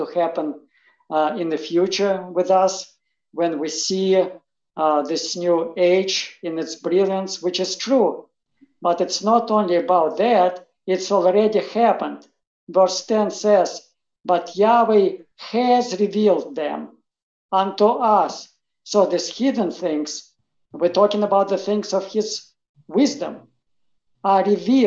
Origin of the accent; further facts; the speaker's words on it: Russia; English is a second language; moved away; I was raised in Soviet Russia. I was raised as an atheist